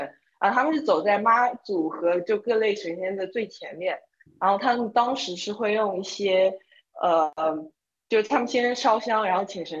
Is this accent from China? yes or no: no; Taiwan; moved away; 我小时候在台湾